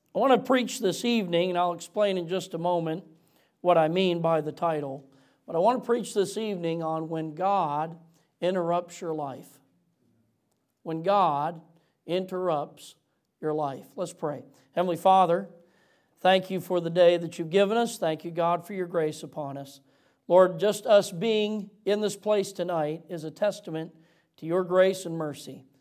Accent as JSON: {"language": "English", "region": "Michigan", "country": "United States", "moved": "yes", "said": "I'm from Michigan originally"}